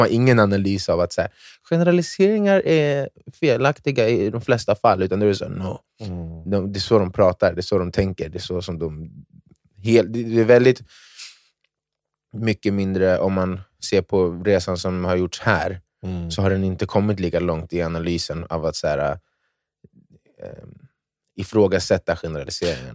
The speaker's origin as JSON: {"language": "Swedish", "country": "Ghana", "said": "jag är från Ghana"}